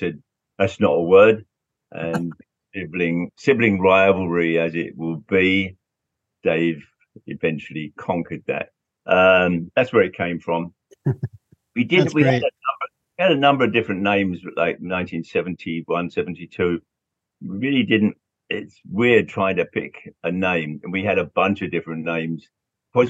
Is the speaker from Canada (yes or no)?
no; London, United Kingdom; growing up in London, seeing all those bands.